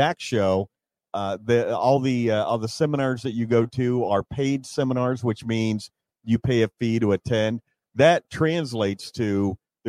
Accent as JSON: {"language": "English", "town": "Scottsdale", "region": "Arizona", "country": "United States", "tie": "born or raised there", "said": "my hometown"}